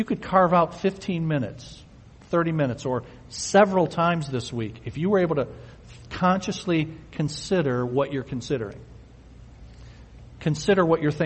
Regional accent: United States; We're American

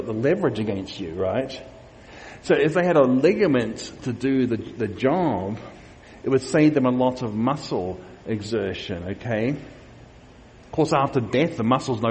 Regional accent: Queensland, Australia; these are from my home state of Australia, of Queensland in Australia

